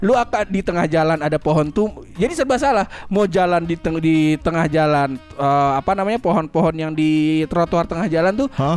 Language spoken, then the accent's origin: Indonesian; Depok, West Java, Indonesia; moved away; sebagai orang Depok, orang Depok yang sekolah